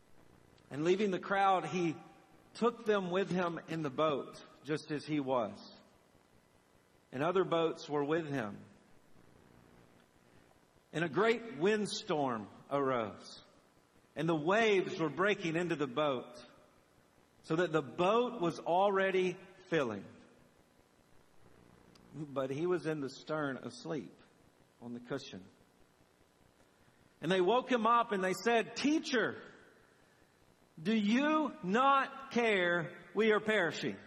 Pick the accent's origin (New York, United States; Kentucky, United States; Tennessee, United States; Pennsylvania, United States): Tennessee, United States; Southern; I grew up bass fishing on the Tennessee River with one of my uncles